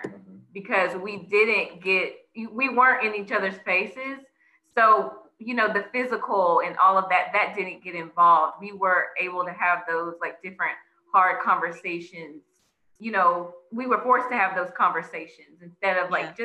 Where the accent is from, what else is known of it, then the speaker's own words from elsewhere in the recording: Mobile, Alabama, United States; moved away as an adult; now in Dallas, United States; I am originally from Al- uh, Mobile, Alabama. Um, and I moved to Dallas about what, almost what, three and a half years ago now